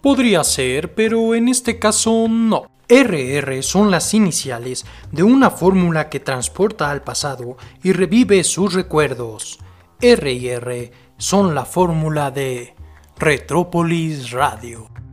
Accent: Mexico; somos rebeldes, rock and rolleros, somos rockabilis mexicanos

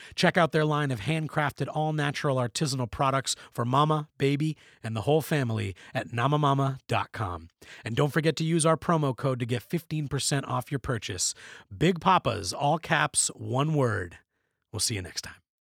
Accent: Canada; we're Canadian

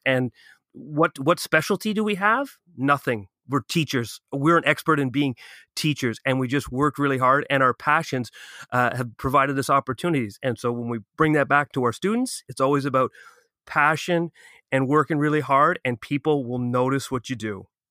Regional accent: Ottawa, Ontario, Canada; moved away as an adult; now in Toronto, Canada; I'm from Ottawa

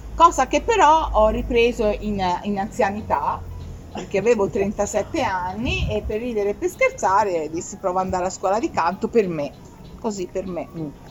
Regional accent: Scandicci, Tuscany, Italy; stavo a Firenze perché io sono di Firenze, sono di Scandicci

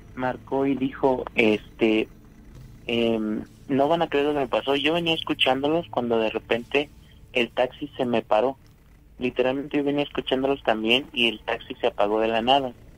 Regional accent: Monterrey, Nuevo León, Mexico; soy de Monterrey

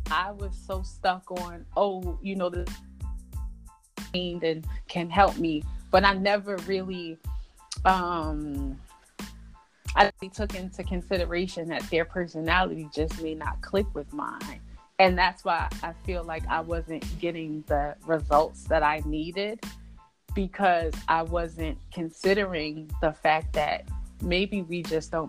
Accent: New York, United States; you know I'm from New York, New Jersey area

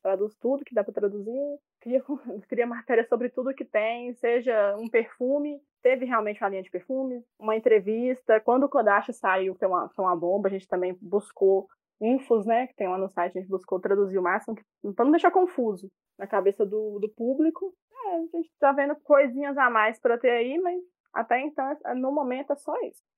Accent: Betim, Minas Gerais, Brazil; accent: Minas; Minas Gerais, especificamente Betim

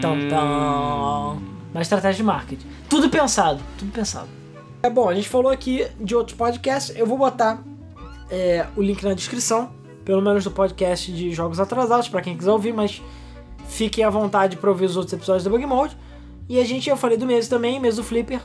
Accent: Brazil; a gente é brasileiro

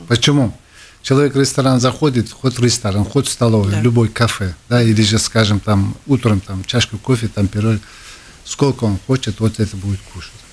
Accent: Tashkent, Uzbekistan; now in Latvia; Где я вырос, это центр города

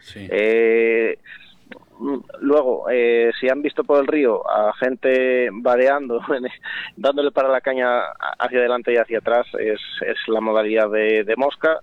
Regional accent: Castile and León, Spain

